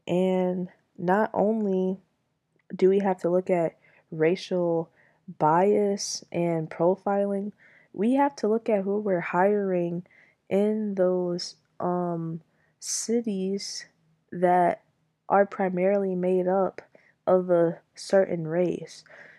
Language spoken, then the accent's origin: English; Michigan, United States; Now, while I am still technically from Michigan, Detroit isn't where I grew up. Detroit isn't my home.